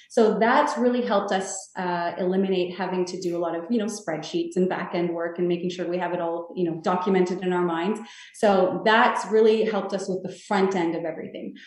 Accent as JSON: {"language": "English", "town": "Toronto", "region": "Ontario", "country": "Canada", "tie": "born or raised there", "said": "I, grew up in Toronto, I was born in Toronto"}